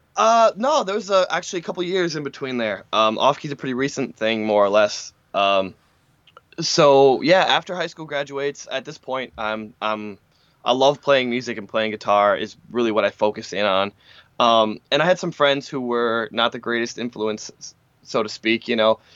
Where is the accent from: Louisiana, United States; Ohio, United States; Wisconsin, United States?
Wisconsin, United States; Francis Creek; also born or lived in Mishicot, Wisconsin / Manitowoc, Wisconsin / Appleton, Wisconsin; I grew up in Francis Crick, Francis Creek